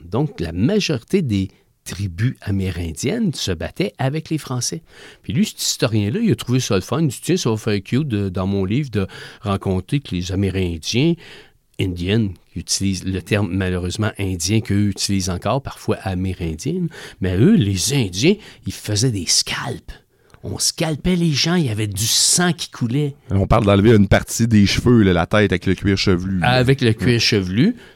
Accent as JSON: {"language": "French", "region": "Quebec", "country": "Canada", "said": "Nous, ici, au Québec, au Canada"}